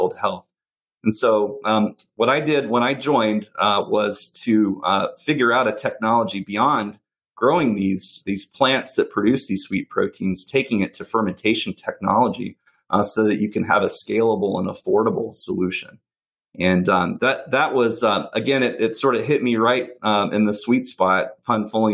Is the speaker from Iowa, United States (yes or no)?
no; Alabama, United States; growing up in Alabama